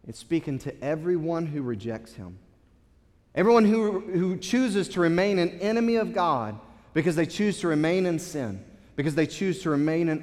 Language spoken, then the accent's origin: English; United States; as an American